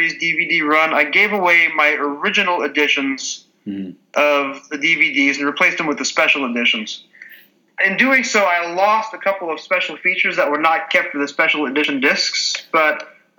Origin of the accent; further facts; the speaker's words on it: United States; as an American